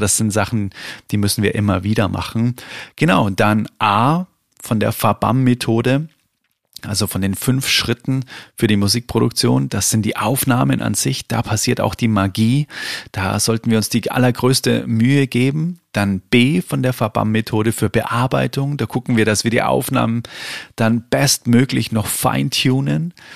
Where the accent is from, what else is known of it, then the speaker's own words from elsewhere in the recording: Bavaria, Germany; bei uns in Bayern